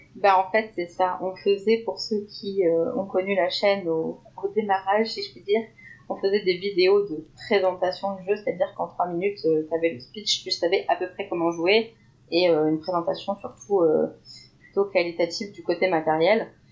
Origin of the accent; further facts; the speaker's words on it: Lorraine, Grand Est, France; en tant que Lorrain